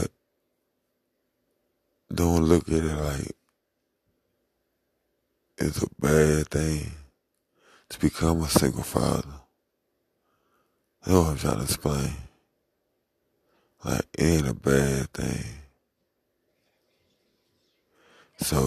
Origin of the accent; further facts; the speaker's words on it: St. Louis, Missouri, United States; I'm from St. Louis, Missouri